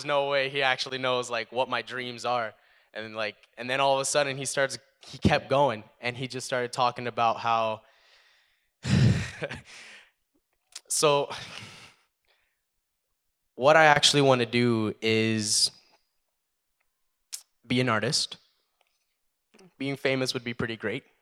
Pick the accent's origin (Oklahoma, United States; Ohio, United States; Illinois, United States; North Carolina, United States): North Carolina, United States; Statesville; now in Canada; I was actually born in Statesville, North Carolina. But we came up here. we came up here about 10 years ago